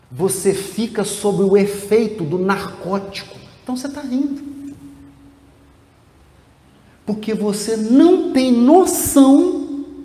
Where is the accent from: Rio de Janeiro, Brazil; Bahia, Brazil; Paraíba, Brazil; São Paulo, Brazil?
São Paulo, Brazil; Piracicaba; born there